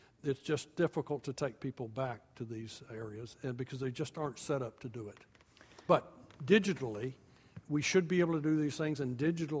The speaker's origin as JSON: {"language": "English", "region": "Georgia", "country": "United States", "tie": "born or raised there", "moved": "yes", "said": "I grew up in the Deep South."}